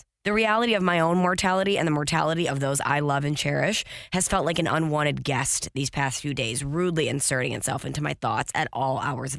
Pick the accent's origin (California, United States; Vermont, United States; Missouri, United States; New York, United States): Missouri, United States; St. Louis; I'm not from Los Angeles. I'm not a Lakers fan. I love and appreciate basketball, but as a kid growing up in St. Louis, which is a market with no NBA team